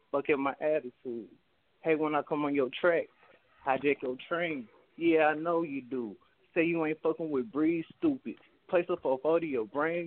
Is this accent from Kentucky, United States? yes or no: yes; Bowling Green, Kentucky, United States; I'm from Bowling Green, Kentucky, man, like 45 minutes away from Nashville, Tennessee